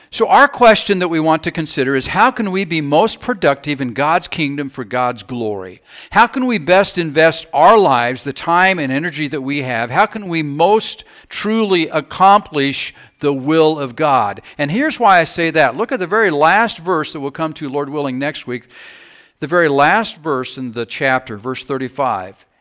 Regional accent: South Carolina, United States; also born or lived in Georgia; now in Iowa, United States; I grew up in South Carolina, spent some time in Georgia

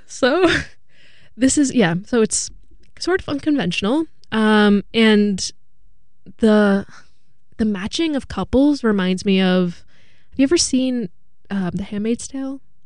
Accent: Hudson Valley, New York, United States; I'm from the Hudson Valley

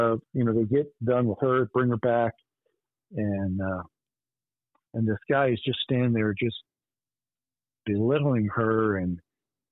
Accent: Arlington, Virginia, United States; as a young one growing up in Arlington, Virginia

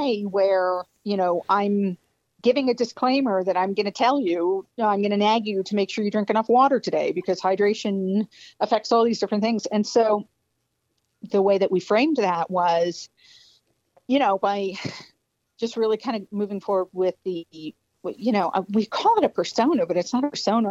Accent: Spotsylvania County, Virginia, United States; I grew up in Spotsylvania County, but, you know, my father's from Greece, so the concept of me being Southern is not necessarily completely accurate

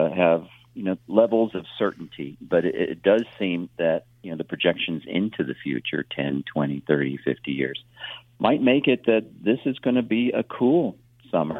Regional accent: Illinois, United States; moved away; I grew up in Illinois

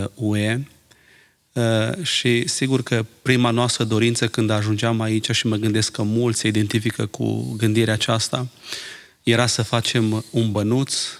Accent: Romania; now in Ireland; Când eram în România

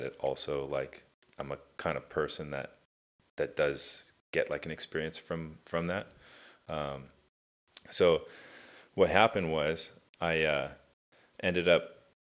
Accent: Irvine, California, United States; also born or lived in Tustin, California / Costa Mesa, California / Newport Beach, California; I grew up in Irvine.

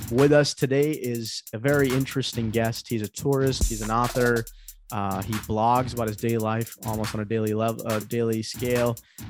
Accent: Pakistan; now in United States; back in my home country in Pakistan

